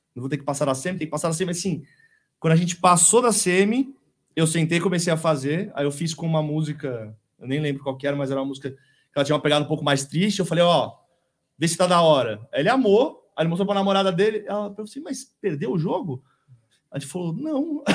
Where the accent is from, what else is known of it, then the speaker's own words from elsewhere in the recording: São Paulo, Brazil; moved away as an adult; now in ABC Paulista, Brazil; eu sou nascido é, no Brooklyn